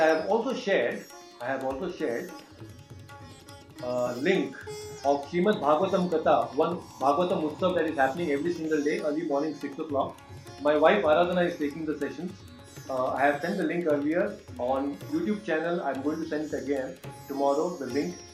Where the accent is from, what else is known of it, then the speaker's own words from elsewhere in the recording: Hubli, Karnataka, India; now in Bangalore, India; I am in my hometown Hubli. I have come here to meet my parents and family members.